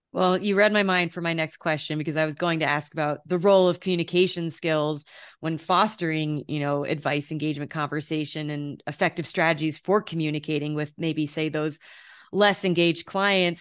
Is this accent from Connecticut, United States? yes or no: yes; Connecticut, United States; now in Denver, United States; we're both from Connecticut, you know, and I, and now that I live in Denver